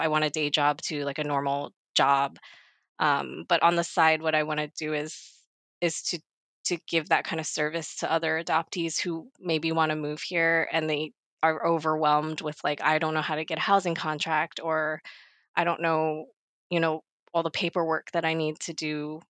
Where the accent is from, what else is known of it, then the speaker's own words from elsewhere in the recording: Maryland, United States; moved away as an adult; also born or lived in Baltimore area / Los Angeles; now in South Korea; I was born in 1987 in Korea, like a lot of us, and I got adopted to Maryland on the East Coast I lived there for 25 years